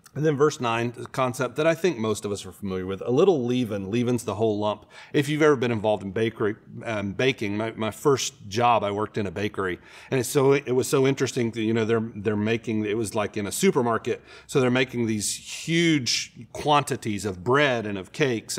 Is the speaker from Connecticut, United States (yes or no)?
no; Florida, United States; I grew up in Florida, so we spend a lot of time at the beach.